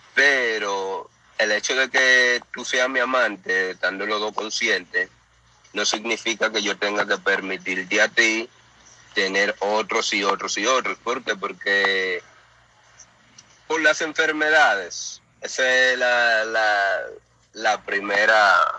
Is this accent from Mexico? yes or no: no; La Romana, Dominican Republic; yo soy de La Romana, República Dominicana